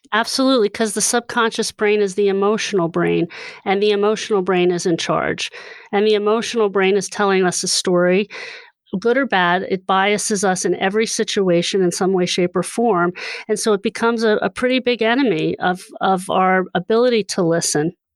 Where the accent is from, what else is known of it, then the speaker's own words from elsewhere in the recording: Hershey, Pennsylvania, United States; I grew up in Hershey